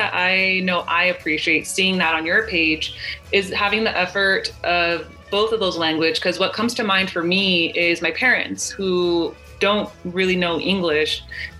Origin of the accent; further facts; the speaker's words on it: Los Angeles, California, United States; first language Spanish; English is a second language; we both come from similar backgrounds as far as in like growing up in Los Angeles and growing up in the working class community.